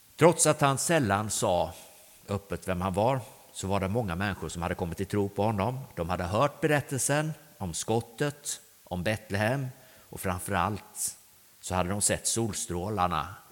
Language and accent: Swedish; Grästorp, Västra Götaland, Sweden; also born or lived in Östergötland; Jag är uppvuxen på Grästorp på vägen in här mot, mot dalen